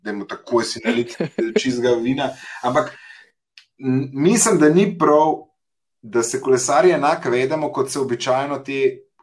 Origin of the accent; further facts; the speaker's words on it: Central Slovenia, Slovenia; now in Ljubljana, Slovenia; jaz sem iz Škofalca